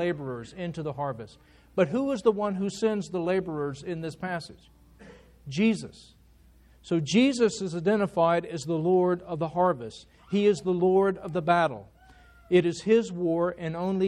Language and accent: English; United States; As Americans